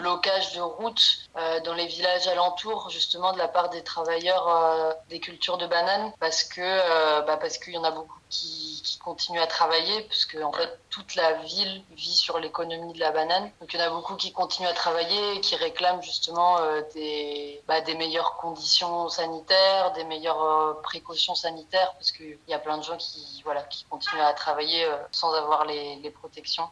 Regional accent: France; moved away as an adult; now in Apartadó, Colombia; on est français

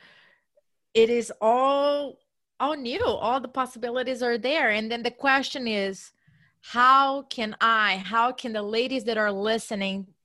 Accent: Brazil; moved away; I come from Brazil.

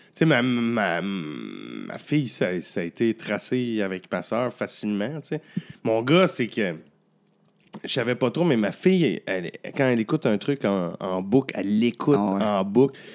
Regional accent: Abitibi, Quebec, Canada; je viens de la BTB

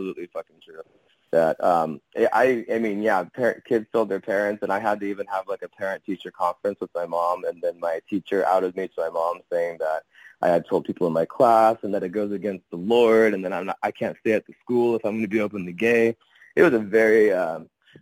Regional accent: Sacramento, California, United States; I am from Sacramento, California

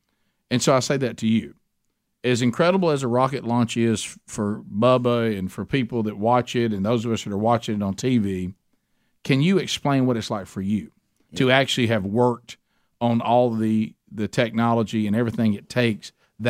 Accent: the South, United States; We're from the South.

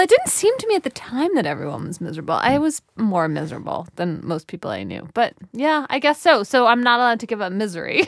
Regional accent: United States; I, as an American

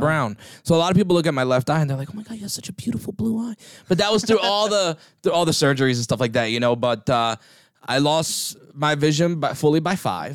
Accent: New Jersey, United States; I grew up in New Jersey. I grew up in North Jersey

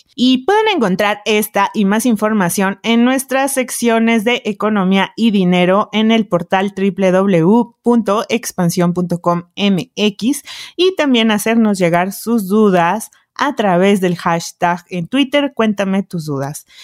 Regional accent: Mexico; tenemos entre 25 y 39 años, representamos el 23% de toda la población mexicana

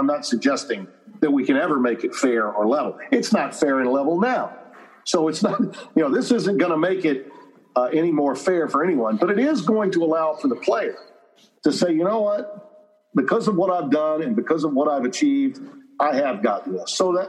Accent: Louisiana, United States; I'm from Louisiana

